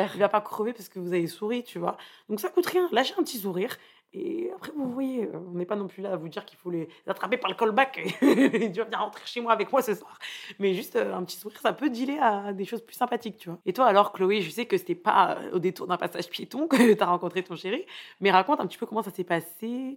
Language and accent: French; Paris, Île-de-France, France; je viens de Paris